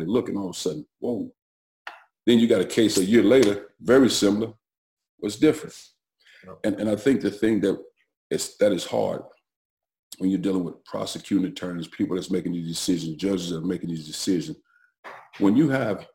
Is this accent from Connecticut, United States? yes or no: no; East St. Louis, Illinois, United States; I grew up in East St. Louis at the time, which is 100% minority black community